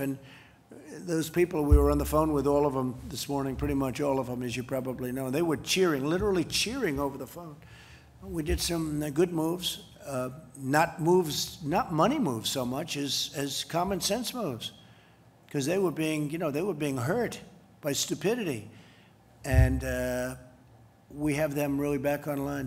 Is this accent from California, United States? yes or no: no; New York City, New York, United States; some of these places that I know growing up in Queens